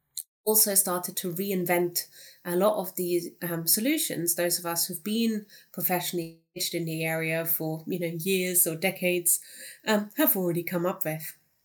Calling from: Cardiff, Wales, United Kingdom; I'm joining you from Cardiff, where it isn't snowing today, but also definitely still in lockdown.

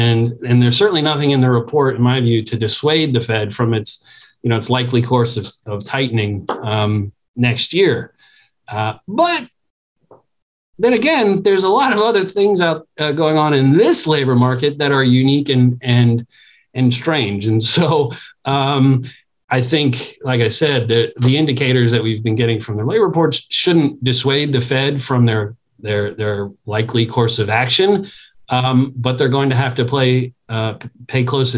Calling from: Washington, District of Columbia, United States; I'm talking from Washington, D.C., so I can't ignore the political context.

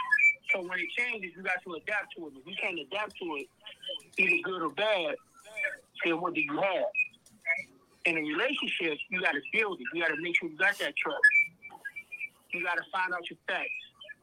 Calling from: Youngstown, Ohio, United States; I'm calling from Ohio. I'm calling from Youngstown.

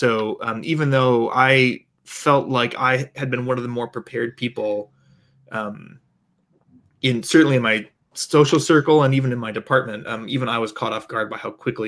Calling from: New Haven, Connecticut, United States; So I'm calling from New Haven, Connecticut, and cases are rising here

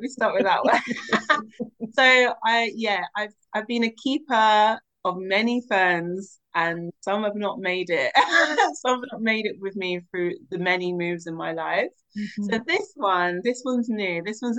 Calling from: London, United Kingdom; I'm calling in from Southeast London, specifically in Sydenham, very close to Forest Hill. I'm in my new home, which is a community land trust.

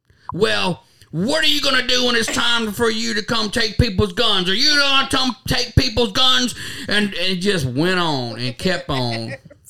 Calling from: Kentucky, United States; I'm calling from Kentucky. Kentucky.

